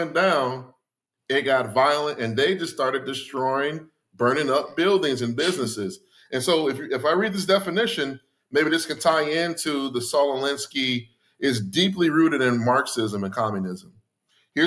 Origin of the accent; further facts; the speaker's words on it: Gary, Indiana, United States; growing up in Gary